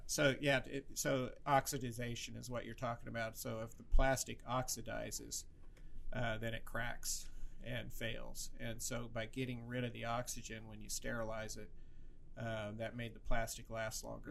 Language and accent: English; Creston, Iowa, United States; also born or lived in Des Moines, Iowa; I grew up in Creston, and um, my dad delivered 2,000 babies there.